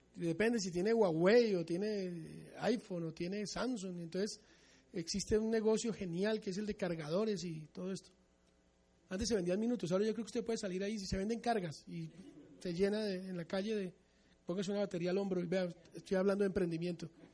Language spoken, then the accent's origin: Spanish; Colombia; nosotros los mesiánicos amemos a Israel como colombianos con un apellido bien goy